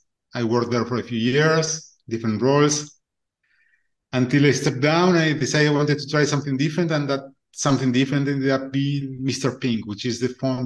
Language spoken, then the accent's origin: English; Argentina; I was born and raised in Argentina.